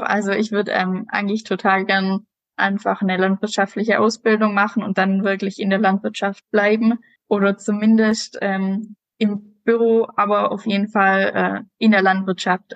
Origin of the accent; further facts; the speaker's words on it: Southern Germany, Germany; ich komme ja aus dem Süden unten